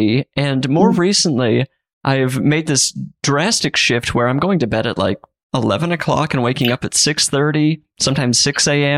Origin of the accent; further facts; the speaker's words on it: Utah, United States; In Utah.